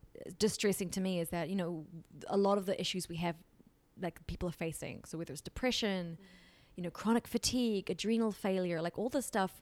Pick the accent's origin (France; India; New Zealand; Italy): New Zealand; I grew up in New Zealand with, you know, amazing parents